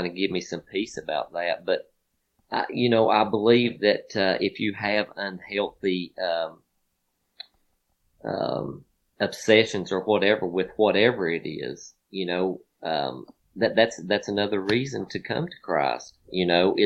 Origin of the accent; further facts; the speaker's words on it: Virginia, United States; my home state